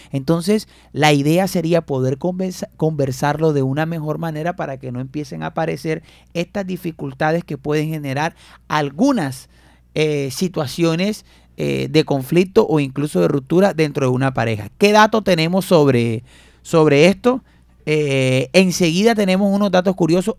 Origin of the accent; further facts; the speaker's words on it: Fundación, Magdalena, Colombia; now in Barranquilla, Colombia; en mi tierra fundación o en Santa Marta